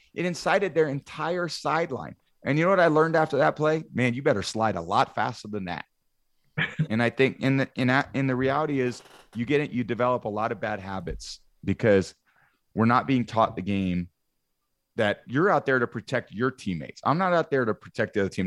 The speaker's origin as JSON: {"language": "English", "area": "Bay Area", "region": "California", "country": "United States", "tie": "born or raised there", "moved": "yes", "said": "I grew up in the Bay Area"}